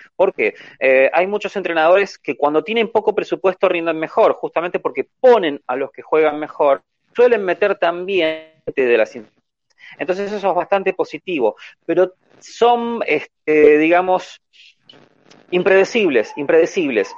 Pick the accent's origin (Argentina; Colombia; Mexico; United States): Argentina; en mi país, por ejemplo, Argentina